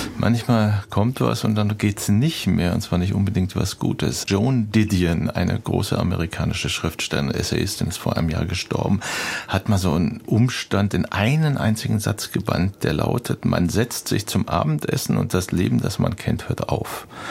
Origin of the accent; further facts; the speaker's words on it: West Germany, Germany; ich als Westdeutsche